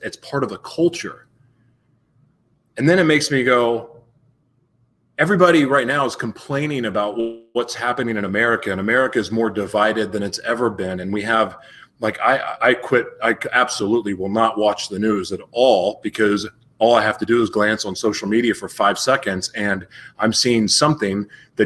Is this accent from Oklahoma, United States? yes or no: yes; Oklahoma City, Oklahoma, United States; moved away; also born or lived in Los Angeles, California / South Florida / Taos, New Mexico; I was born in Oklahoma City